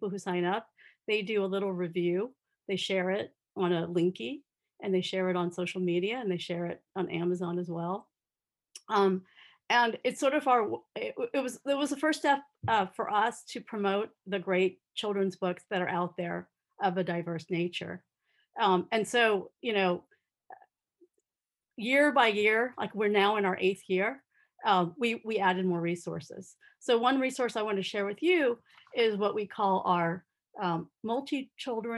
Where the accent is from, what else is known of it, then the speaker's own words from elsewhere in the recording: Southern California, United States; I grew up in Southern California